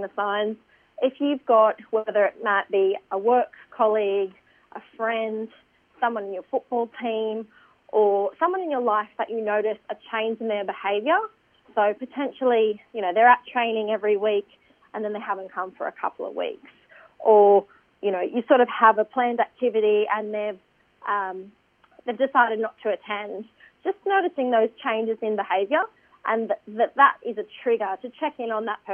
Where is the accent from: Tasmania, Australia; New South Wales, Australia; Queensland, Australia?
Tasmania, Australia; Eaglehawk Neck; now in Sydney, Australia; So I'm Palawa from Eagle Hawk Neck in southeast Tasmania.